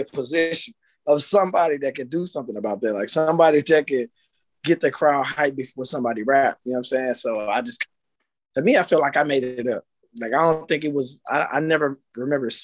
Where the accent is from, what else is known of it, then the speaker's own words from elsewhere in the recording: Clarksville, Tennessee, United States; also born or lived in Houston, Texas; now in Texas, United States; I'm originally from Tennessee. I'm from Clarksville, but I moved to Texas